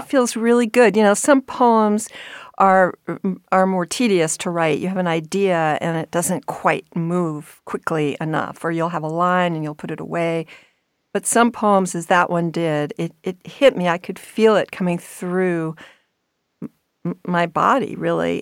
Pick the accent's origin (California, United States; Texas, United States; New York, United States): New York, United States; I grew up in New York